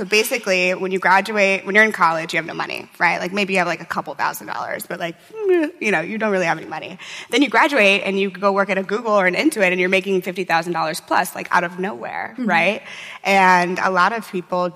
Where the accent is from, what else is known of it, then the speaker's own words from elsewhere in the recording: St. Louis, Missouri, United States; moved away; I'm from St. Louis, Missouri